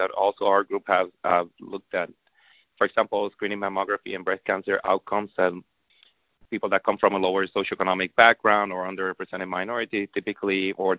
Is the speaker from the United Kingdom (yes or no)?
no; Puerto Rico; moved away; I'm from Puerto Rico, so I'm definitely fluent in Spanish